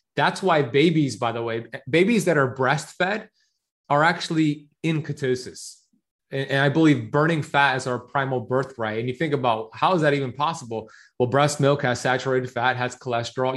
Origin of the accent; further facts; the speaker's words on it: Miami Beach, Florida, United States; So I grew up here in Miami Beach, Florida. My parents immigrated here from Iran in the 70s.